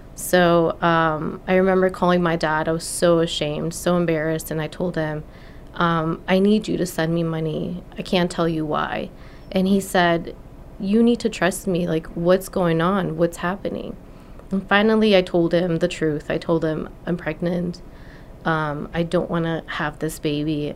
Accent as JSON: {"language": "English", "country": "Mexico", "tie": "born or raised there", "moved": "as an adult", "lives_now": "California, United States", "said": "I was born in Mexico"}